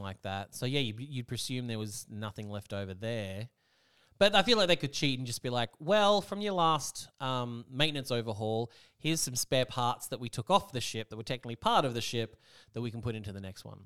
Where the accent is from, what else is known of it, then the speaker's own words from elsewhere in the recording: Australia; I'm from Austra-, for Austra-, Australia